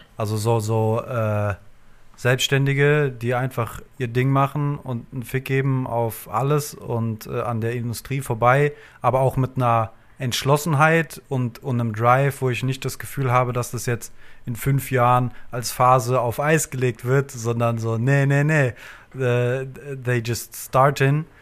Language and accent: German; Frankfurt, Hesse, Germany; ich bin im, im Westend groß geworden in Frankfurt